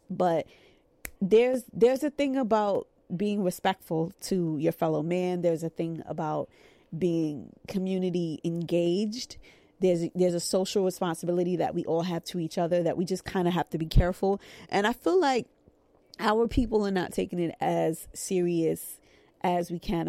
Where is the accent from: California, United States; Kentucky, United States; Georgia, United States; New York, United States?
New York, United States; New York City; in private practice in my hometown of Brooklyn, New York.